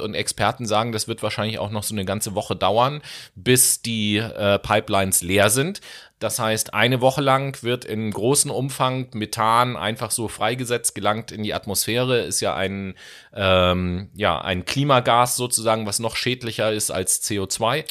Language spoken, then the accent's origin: German; Hamburg, Germany; als Hamburger